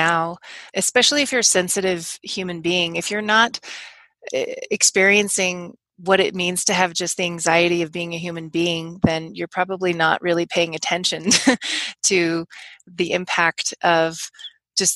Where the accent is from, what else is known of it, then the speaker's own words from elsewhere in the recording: Los Angeles, California, United States; moved away; I actually grew up